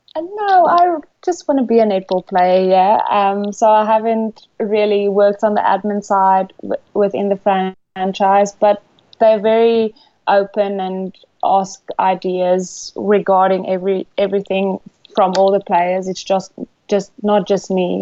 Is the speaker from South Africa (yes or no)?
yes; South Africa; moved away as an adult; now in England; I'm from South Africa. Back home, I'm an accountant